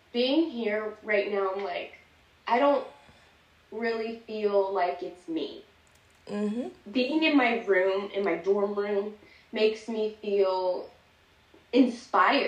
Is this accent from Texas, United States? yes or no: yes; Plano, Texas, United States; growing up in Plano